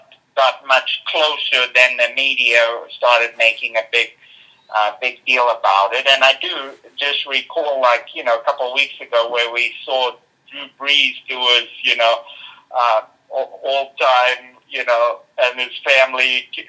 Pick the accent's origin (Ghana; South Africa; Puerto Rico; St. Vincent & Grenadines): South Africa; nearly as many as when I was a kid growing up in South Africa, I can tell you.